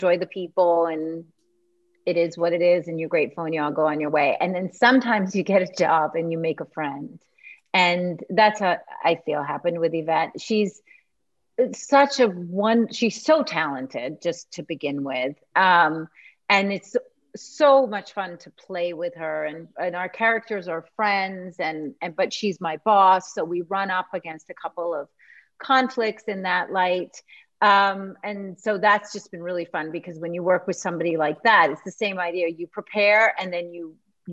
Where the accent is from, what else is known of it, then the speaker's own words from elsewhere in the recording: Canada; I grew up in Canada